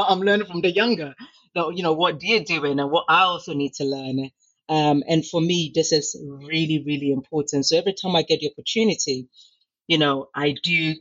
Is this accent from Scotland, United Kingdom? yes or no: no; London, United Kingdom; also born or lived in Ghana; I was raised in the UK